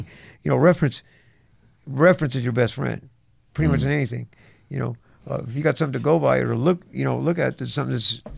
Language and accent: English; Venice, California, United States; also born or lived in Santa Monica; You know, we grew up in, you know, I'm from Venice, you're from Santa Monica.